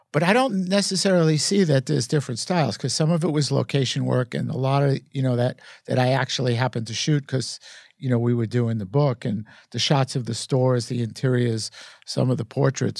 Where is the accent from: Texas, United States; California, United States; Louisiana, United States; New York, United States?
New York, United States; New York City; growing up in Brooklyn in, in that era